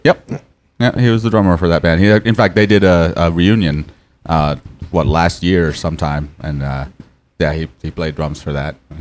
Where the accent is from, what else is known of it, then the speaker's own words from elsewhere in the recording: Portland, Maine, United States; I was born in Portland in a uh, long time ago. And uh, uh, yeah, I lived there all my life